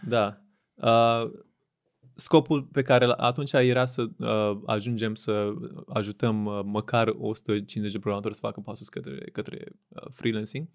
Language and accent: Romanian; Craiova, Dolj, Romania; moved away as an adult; also born or lived in Bucharest; născut uh-huh. în Craiova, în uh-huh. 93. Um, am copilărit în Craiova până la 18 ani când am venit la facultate la București